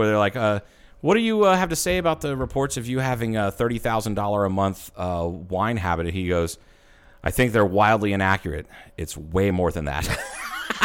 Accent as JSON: {"language": "English", "town": "Troy", "region": "Ohio", "country": "United States", "tie": "born or raised there", "moved": "yes", "said": "the town I grew up in Ohio, Troy, Ohio."}